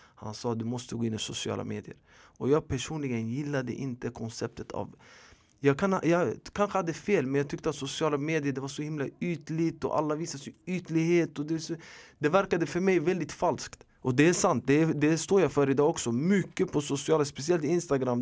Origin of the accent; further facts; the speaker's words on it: Stockholm, Stockholm County, Sweden; also born or lived in Rinkeby / Tensta / Hjulsta; jag är född och uppvuxen i förorten i Husby mestadels. Även i Rinkeby, Tensta och Hjulsta.